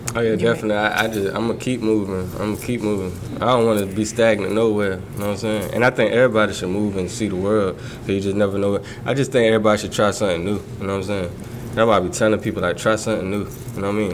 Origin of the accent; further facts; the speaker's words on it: Portsmouth, Virginia, United States; moved away as an adult; now in London, United Kingdom; That's Portsmouth. That's why I was raised